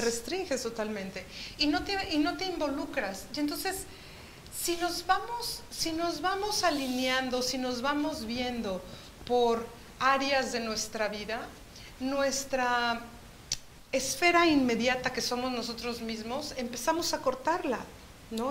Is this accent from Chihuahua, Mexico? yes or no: yes; Chihuahua, Mexico; moved away; gran parte de mi niñez me tocó vivir en Chihuahua